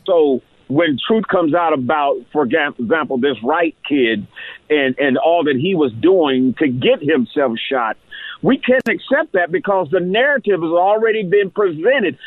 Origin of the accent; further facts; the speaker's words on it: Columbus, Ohio, United States; growing up in Columbus, Ohio